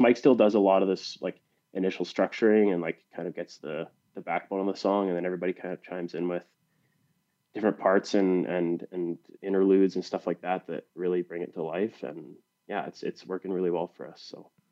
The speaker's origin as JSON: {"language": "English", "region": "British Columbia", "country": "Canada", "also_born_or_lived": "Pennsylvania", "said": "we're both from Canada"}